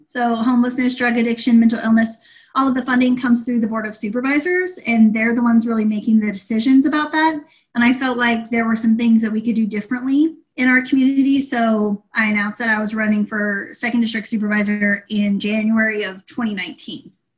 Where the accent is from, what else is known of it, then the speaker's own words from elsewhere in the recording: Ukiah, California, United States; I'm born and raised in Ukiah